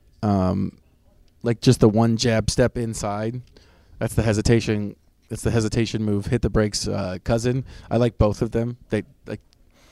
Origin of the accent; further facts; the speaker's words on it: Wisconsin, United States; moved away; I'm from Wisconsin